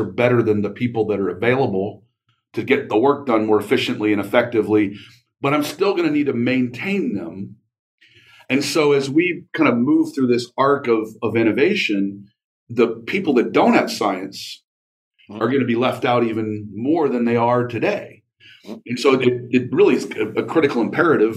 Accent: Mansfield, Ohio, United States; I grew up in the Mansfield area

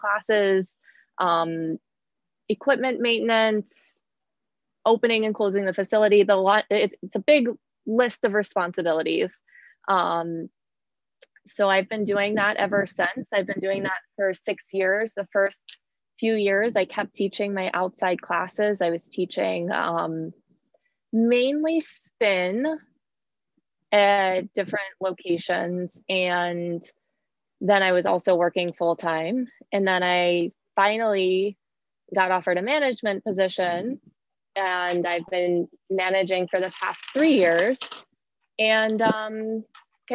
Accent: Pittsburgh, Pennsylvania, United States; moved away as an adult; also born or lived in Virginia / New York City; I grew up in Pittsburgh, Pennsylvania

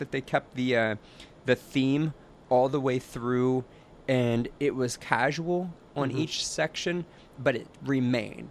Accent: Pennsylvania, United States; I'm from Pennsylvania

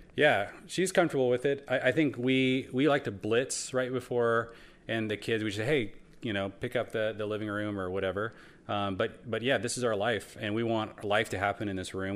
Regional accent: Seattle, Washington, United States; I grew up in Seattle

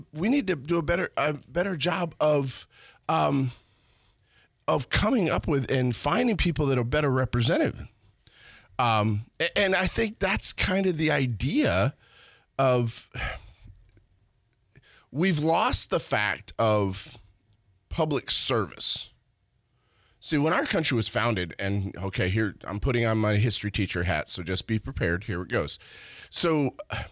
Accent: Pennsylvania, United States; moved away; I am native from Pennsylvania

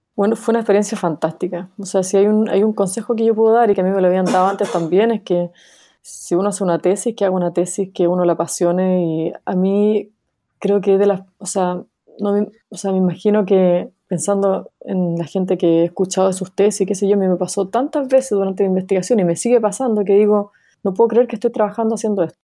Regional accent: Chile; moved away as an adult; also born or lived in New York, United States; Nací en Chile, viví toda mi vida en Chile antes de irme a Estados Unidos a estudiar el doctorado en Colombia, en Nueva York

